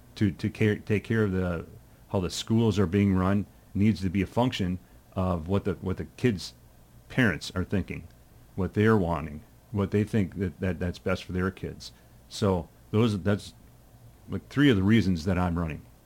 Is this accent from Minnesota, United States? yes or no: yes; Rochester, Minnesota, United States; also born or lived in Lonsdale, Minnesota; I had such a wonderful, um, childhood when I was growing up in Rochester